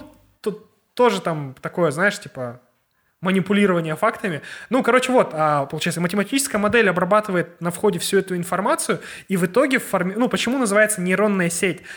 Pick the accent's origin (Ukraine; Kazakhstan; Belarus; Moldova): Kazakhstan; мы из Казахстана ребята